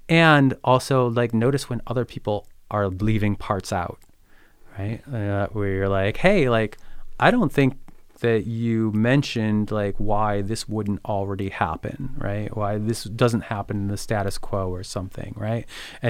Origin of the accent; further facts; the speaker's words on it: Midwest, United States; Like being a Midwesterner, like the idea of scrambling over a boulder, we're like, what?